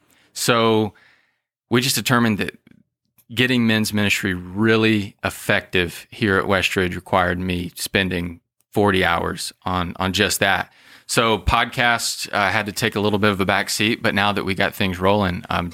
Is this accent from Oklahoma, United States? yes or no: no; Paulding County, Georgia, United States; Fun fact, I've always lived within 10 minutes of this church. So I grew up here in Paulding County.